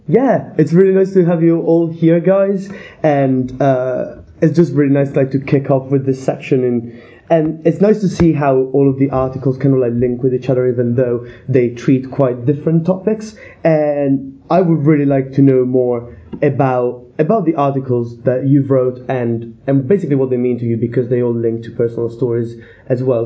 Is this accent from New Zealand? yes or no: no; Italy; now in Bath, United Kingdom; I come from Italy